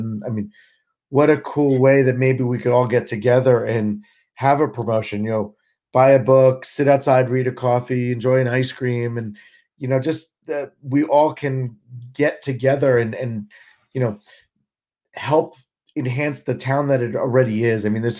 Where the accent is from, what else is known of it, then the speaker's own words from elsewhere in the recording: Marlboro, New Jersey, United States; I grew up in Marlboro.